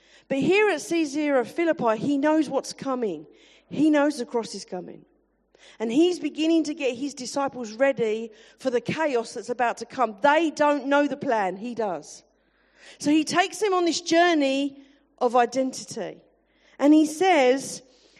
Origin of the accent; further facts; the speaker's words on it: London, United Kingdom; I am definitely from South London.